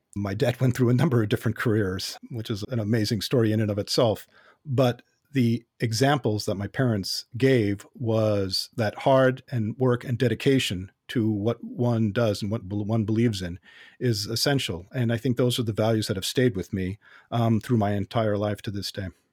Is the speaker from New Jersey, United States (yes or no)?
no; Los Angeles, California, United States; I was born in, uh, Los Angeles, North Hollywood, specifically in, uh, Southern California, and that's where I grew up